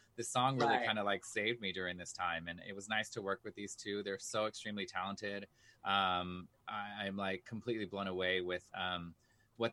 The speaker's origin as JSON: {"language": "English", "town": "New York City", "region": "New York", "country": "United States", "said": "I'm from New York City. I'm Latino, man"}